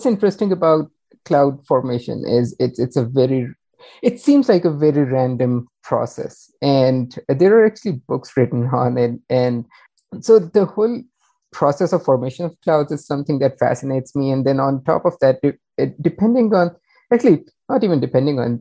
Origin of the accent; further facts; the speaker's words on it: Pakistan; moved away; also born or lived in Oklahoma; I'm originally from Pakistan.